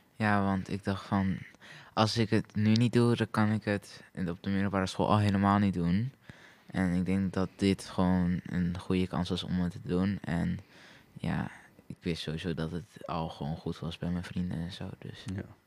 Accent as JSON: {"language": "Dutch", "country": "Netherlands", "said": "ik kom uit Hilsum"}